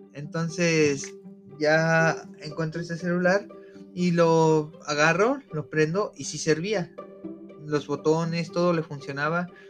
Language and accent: Spanish; Mexico City, Mexico; moved away; yo vengo de la poderosísima Ciudad de México, allá donde hay mucho de todo.